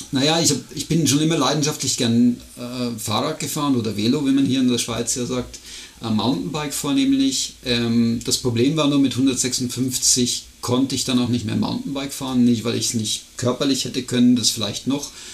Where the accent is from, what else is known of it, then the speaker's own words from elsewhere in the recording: near Regensburg, Bavaria, Germany; moved away as an adult; now in Switzerland; ich bin ja auch in Deutschland geboren